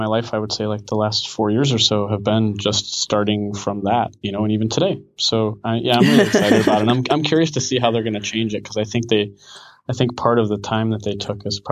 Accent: Chicago, Illinois, United States; moved away as an adult; now in Portland, United States; I grew up in Chicagoland

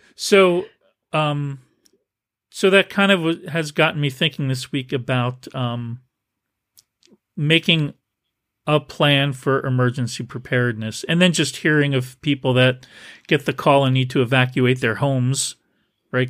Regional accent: New Jersey, United States; also born or lived in New Brunswick, Canada; now in San Francisco Bay Area, United States; growing up in New Jersey, in New Brunswick, Canada during the summer

